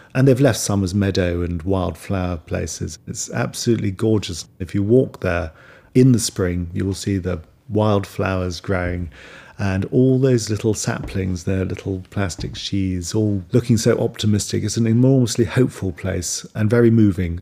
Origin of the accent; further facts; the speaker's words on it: Kent and Sussex, South East England, United Kingdom; I grew up in Kent and Sussex, surrounded by woods, on the fringes of London